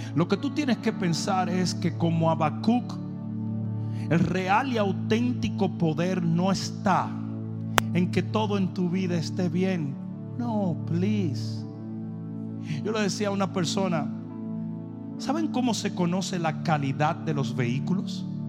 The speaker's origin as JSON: {"language": "Spanish", "country": "Dominican Republic", "moved": "yes"}